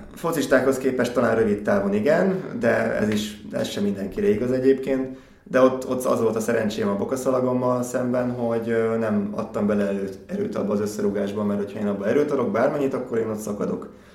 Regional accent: Gyula, Békés, Hungary; futottam Gyulán, ugye ott, ott nőttem föl

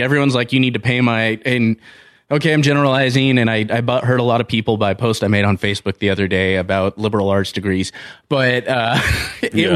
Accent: Southern California, United States; now in Montana, United States; I grew up in Southern California

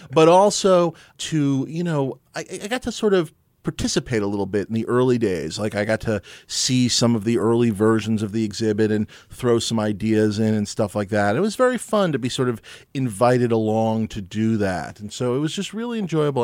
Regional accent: New York City, New York, United States; I grew up here in New York City

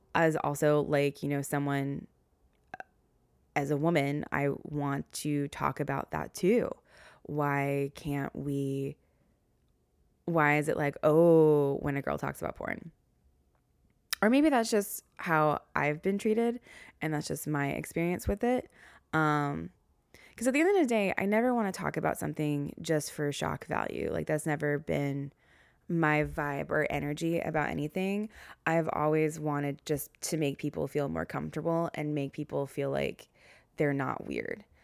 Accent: the South, United States; accent: Southern; now in New York City, United States; my Southern accent came out.

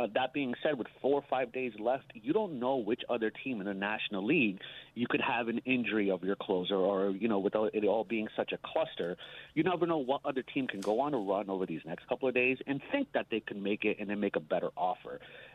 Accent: Jersey City, New Jersey, United States; now in San Antonio, United States; I'm originally from Jersey City

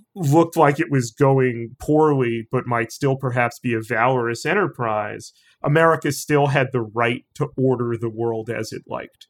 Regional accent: New York City, New York, United States; every New Yorker, particularly of my age

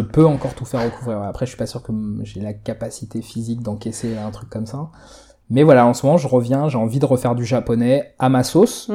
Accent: Palaiseau, Île-de-France, France; chez moi à Palaiso

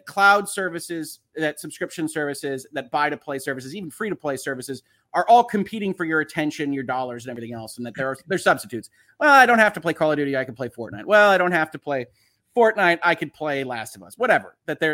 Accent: United States; I'm an American lawyer. I have to give that disclosure. I'm not operating in the UK.

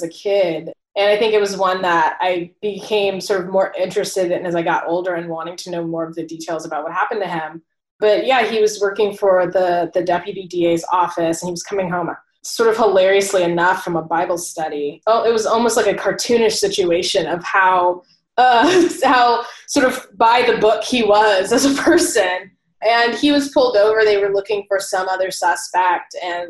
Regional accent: Oceanside, California, United States; moved away as an adult; also born or lived in Michigan; now in New York City, United States; I'm from Oceanside, California, which is in San Diego, and I'm now living in New York.

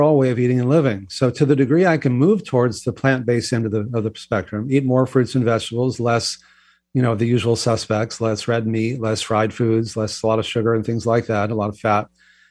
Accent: Texas, United States; I grew up in Texas

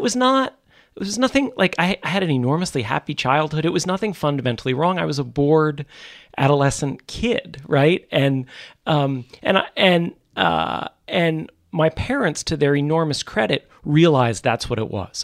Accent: New York City suburbs, United States; also born or lived in Manhattan, New York; I was born in Manhattan. Um, uh, I'm a third generation born in New York City, but then mostly grew up out in the suburbs

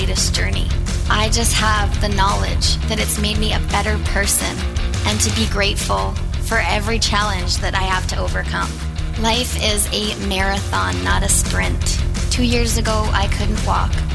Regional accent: Whistler, British Columbia, Canada; I am from Whistler, British Columbia. I grew up skiing

